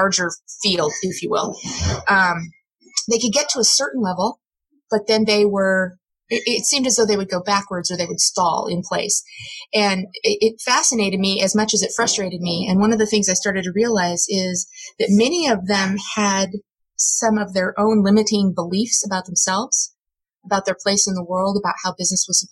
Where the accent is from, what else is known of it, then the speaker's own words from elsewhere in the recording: Midwest, United States; I grew up in the Midwest